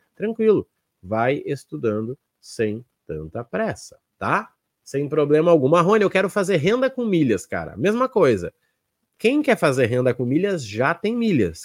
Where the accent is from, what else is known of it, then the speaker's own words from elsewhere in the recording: South Region, Brazil; eu sou aqui do Sul